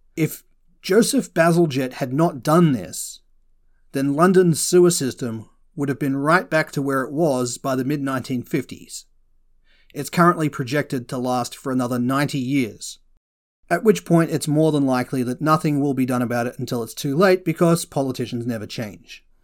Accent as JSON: {"language": "English", "country": "Australia", "said": "As an Aussie"}